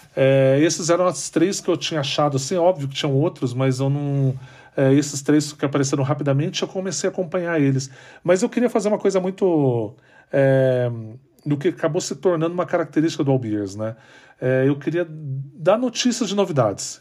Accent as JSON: {"language": "Portuguese", "town": "São José dos Campos", "region": "São Paulo", "country": "Brazil", "tie": "born or raised there", "said": "Eu, eu nasci em São José dos Campos, eu não nasci em São Paulo"}